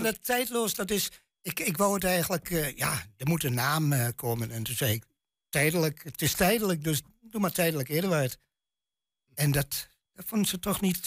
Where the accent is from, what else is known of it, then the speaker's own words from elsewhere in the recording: Twente, Overijssel, Netherlands; accent: Twents; mijn tongval echt twens is